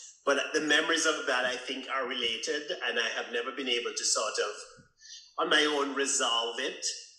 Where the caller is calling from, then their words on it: Thunder Bay, Ontario, Canada; I'm calling from Thunder Bay, Canada.